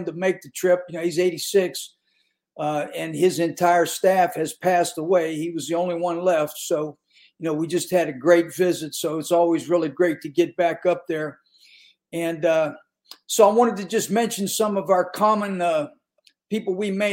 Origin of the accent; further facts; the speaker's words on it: Western Pennsylvania, United States; moved away as an adult; now in North Carolina, United States; me growing up in Western Pennsylvania